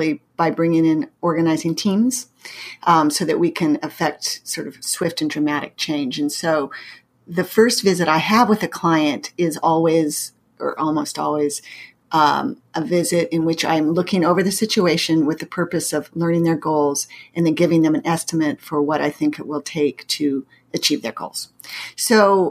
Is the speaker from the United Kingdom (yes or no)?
no; Pacific Northwest, United States; moved away as an adult; also born or lived in Massachusetts; now in St. Louis, United States; I grew up in the Pacific Northwest, and I went to college in Massachusetts, and I now live in the Midwest in St. Louis for the last going on 30 years.